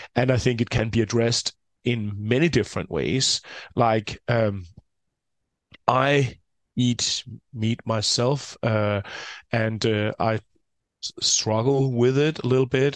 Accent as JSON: {"language": "English", "country": "Denmark", "said": "I'm from Denmark, a fairly small country with around six, uh, six million people"}